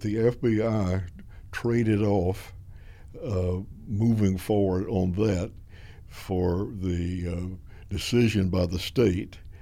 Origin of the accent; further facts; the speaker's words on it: Pickens, South Carolina, United States; moved away; a lynching out of my hometown